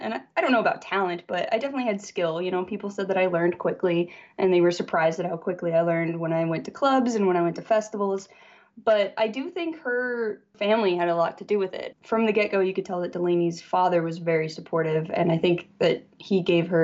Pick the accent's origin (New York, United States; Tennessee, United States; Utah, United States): Utah, United States; Salt Lake City; moved away as an adult; now in Los Angeles, United States; I grew up in Salt Lake City, Utah